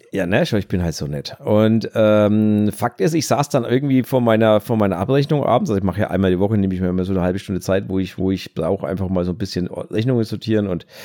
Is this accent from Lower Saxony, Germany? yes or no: no; Bavaria, Germany; accent: Franconian; Ja, ich und mein fränkischer Dialekt, Entschuldigung.